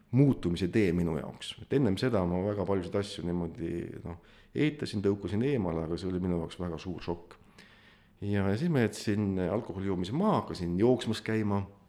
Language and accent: Estonian; Põlva County, Estonia; olen muidu Põlvamaalt pärit